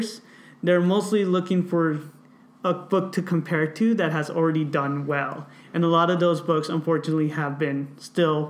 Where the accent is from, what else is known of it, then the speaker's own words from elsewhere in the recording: Watsonville, California, United States; growing up in Watsonville